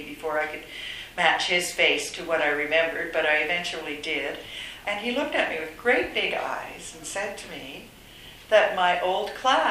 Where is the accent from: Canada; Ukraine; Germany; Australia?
Canada; Ontario; moved away as an adult; also born or lived in Toronto / Thailand; now in Vancouver, Canada; I'm from Ontario, I moved shortly after law school, I moved to Vancouver with my now husband.